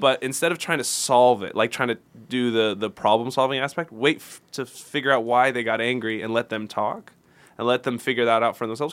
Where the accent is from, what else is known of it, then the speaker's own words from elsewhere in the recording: Houston, Texas, United States; moved away; I was only a couple hours from my hometown in Houston